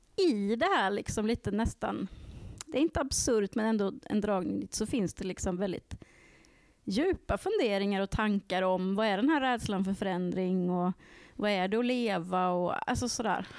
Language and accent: Swedish; Värmland, Sweden; jag kommer från Värmland